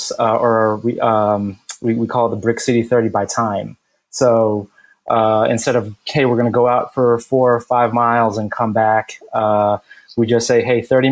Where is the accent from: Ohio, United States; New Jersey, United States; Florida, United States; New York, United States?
New Jersey, United States; Bloomfield; now in Newark, United States; born and raised in Jersey my whole life, grew up in Essex County, grew up in Bloomfield. So lived there from childhood, and I moved here